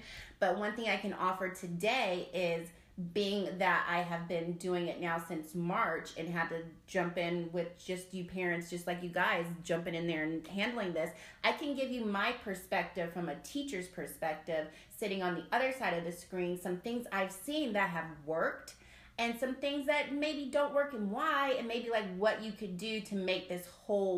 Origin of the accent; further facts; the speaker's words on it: South Carolina, United States; I'm from South Carolina, so I'm a Southern lady like you